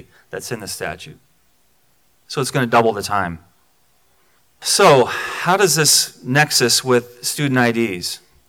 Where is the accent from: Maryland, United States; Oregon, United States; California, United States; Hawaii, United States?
Maryland, United States; This is close to my heart because I'm from Maryland.